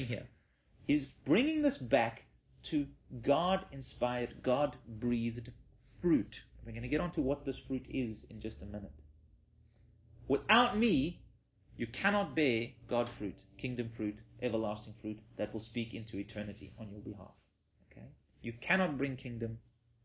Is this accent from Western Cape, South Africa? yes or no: yes; Western Cape, South Africa; we're all from the Cape